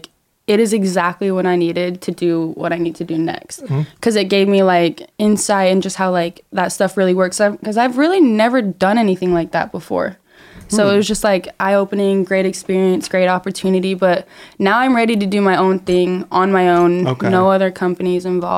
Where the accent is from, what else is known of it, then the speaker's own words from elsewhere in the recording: Salt Lake City, Utah, United States; moved away as an adult; now in Los Angeles, United States; I came from Salt Lake City, Utah